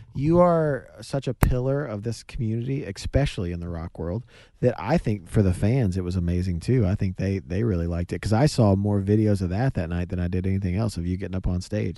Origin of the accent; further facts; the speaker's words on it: the South, United States; we're from the South